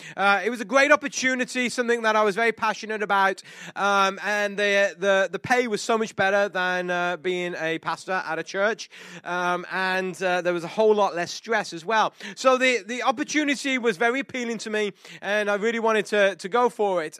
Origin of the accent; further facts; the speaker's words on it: England, United Kingdom; moved away; this English guy who we're not supposed to show emotion because we're English